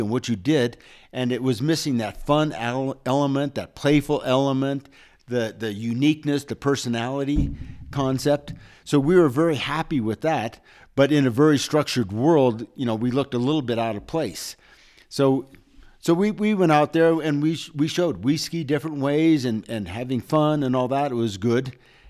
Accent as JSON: {"language": "English", "country": "United States", "said": "But we went to Interski confident in the idea that we're American, we're independent, we don't all like to follow."}